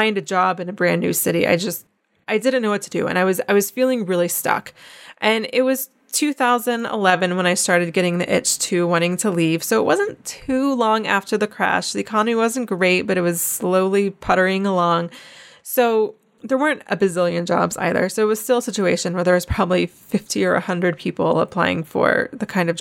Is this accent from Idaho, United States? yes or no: no; North Carolina, United States; moved away as an adult; also born or lived in Charleston, South Carolina; I'm from Wilmington, North Carolina